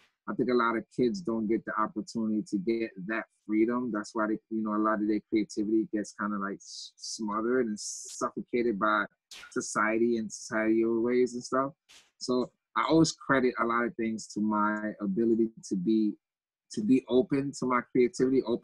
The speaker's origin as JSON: {"language": "English", "town": "New York City", "region": "New York", "country": "United States", "tie": "born or raised there", "also_born_or_lived": "Haiti", "said": "I grew up in Grosdale, Queens"}